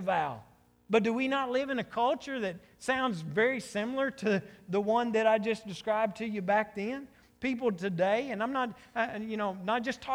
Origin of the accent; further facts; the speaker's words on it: United States